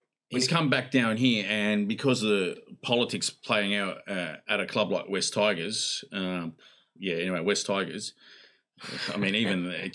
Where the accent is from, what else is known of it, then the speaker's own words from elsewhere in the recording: Sydney, New South Wales, Australia; growing up in Sydney